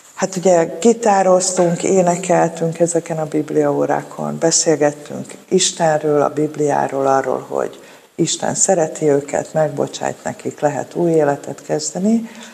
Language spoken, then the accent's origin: Hungarian; Budapest, Hungary; a Szél Kálmán térnél nőttem fel a Moszkva tér